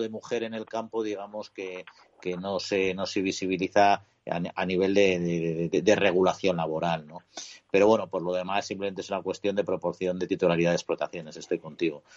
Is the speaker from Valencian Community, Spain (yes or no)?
no; Colmenar Viejo, Community of Madrid, Spain; mi pueblo en concreto, en Colmenar Viejo